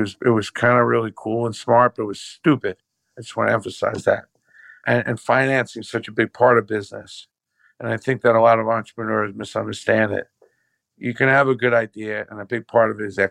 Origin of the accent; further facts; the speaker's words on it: New York City, New York, United States; I was raised in Brooklyn